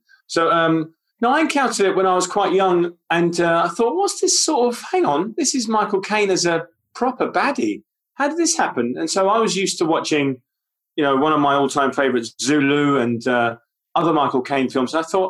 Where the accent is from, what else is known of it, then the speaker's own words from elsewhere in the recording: London, United Kingdom; accent: North London; I grew up in North London. So I'm from Irish parents. All the immigrants lived in different parts of London. So where I grew up in a place called the Holloway Road. The Holloway Road was sort of all Irish